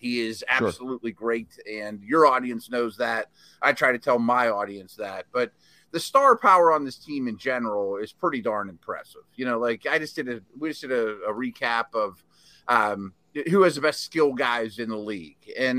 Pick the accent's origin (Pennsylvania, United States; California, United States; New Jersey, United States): Pennsylvania, United States; Pittsburgh; I'm 50 years old. I make no bones about it. I'm a Steelers dude. I grew up in Pittsburgh.